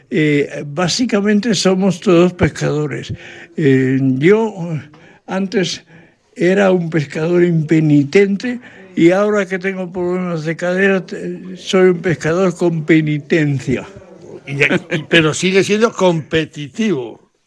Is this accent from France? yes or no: yes; France; Spanish is a second language; yo soy francés. Esto está bien claro.